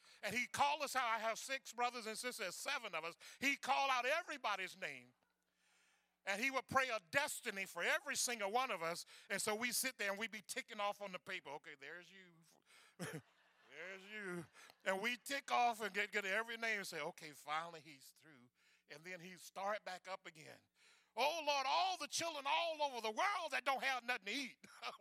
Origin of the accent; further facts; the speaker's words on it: the Florida Panhandle, United States; In that part of Florida that I grew up in, the Panhandle